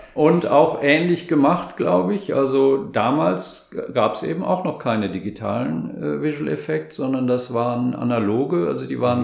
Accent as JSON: {"language": "German", "region": "Rhineland", "country": "Germany", "also_born_or_lived": "Stuttgart", "moved": "as an adult", "said": "ich komme eher aus, also aus dem Rheinland"}